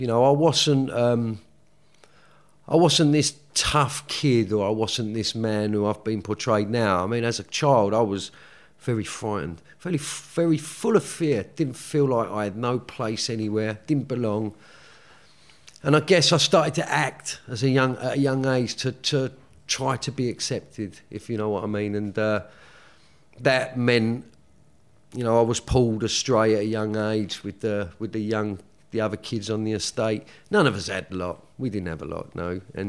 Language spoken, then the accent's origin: English; London, United Kingdom; Well, I grew up in Woolwich, which is South East London. You know, normal working class family. Mother, Irish immigrant, you know, came here in the 60s.